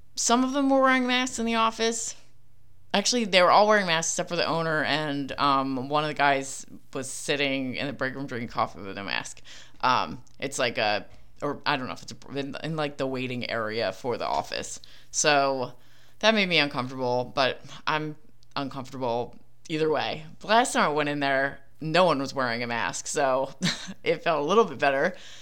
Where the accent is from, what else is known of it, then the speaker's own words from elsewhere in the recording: Philadelphia, Pennsylvania, United States; accent: Philly; my Philly accent